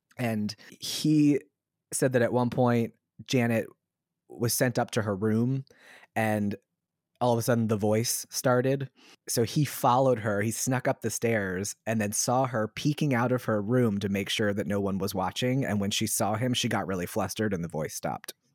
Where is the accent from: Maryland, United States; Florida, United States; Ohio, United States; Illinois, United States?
Maryland, United States; Southern; I'm from Southern Maryland